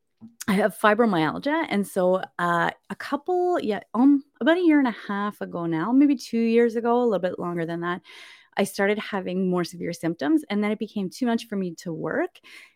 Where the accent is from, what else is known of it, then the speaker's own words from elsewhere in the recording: Canada; also born or lived in Winnipeg, Manitoba / British Columbia / Saskatchewan / Nova Scotia; And I was born in Winnipeg, Manitoba. And then we lived like all over Canada, I guess, really. I lived in BC for a while, Saskatchewan for a while. We lived in Nova Scotia when I was in high school.